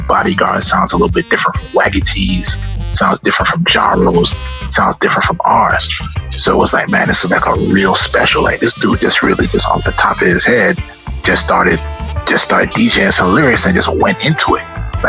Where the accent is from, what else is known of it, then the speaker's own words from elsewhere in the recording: Trinidad & Tobago; I was like, you know, I'm from Trinidad and Tobago and Granny's from Guyana and stuff like that.